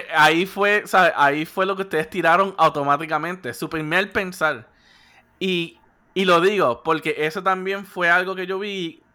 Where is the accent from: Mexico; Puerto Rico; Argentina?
Puerto Rico; somos puertorriqueños